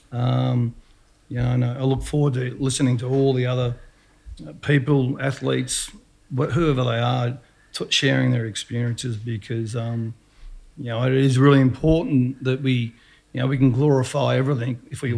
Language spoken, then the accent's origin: English; Dandenong, Victoria, Australia; I'm a kid from Dandy